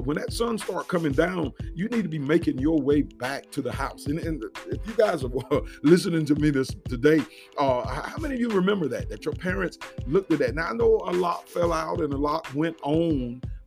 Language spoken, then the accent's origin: English; United States; We enjoy this freedom as Americans